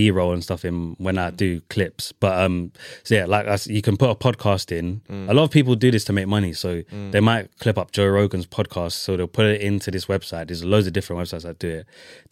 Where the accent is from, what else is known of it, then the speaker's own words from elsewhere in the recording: Ireland; I'm Irish.